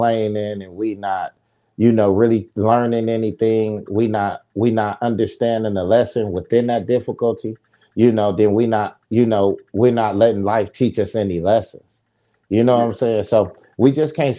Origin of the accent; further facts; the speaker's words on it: Saginaw, Michigan, United States; moved away as an adult; also born or lived in Atlanta, Georgia; I'm from Saginaw, Michigan. You know, I'm from the ghetto